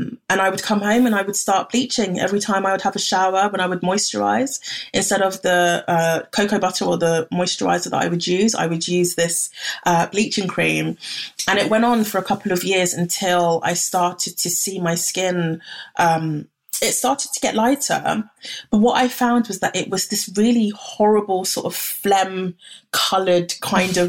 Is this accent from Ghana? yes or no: yes; Ghana; I'm from Ghana